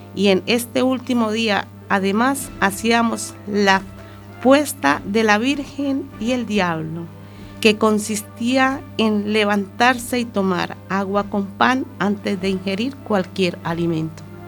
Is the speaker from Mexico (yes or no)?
no; Colombia; moved away as an adult; now in Spain; aquellas vivencias que tuve en mi país de origen que es Colombia. Ya desde muy pequeña tuve inculcadas ciertas tradiciones